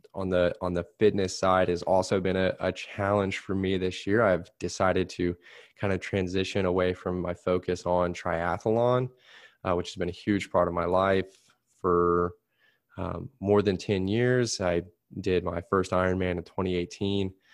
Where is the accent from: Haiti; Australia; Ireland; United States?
United States; Plainfield; I'm working in Plain Field now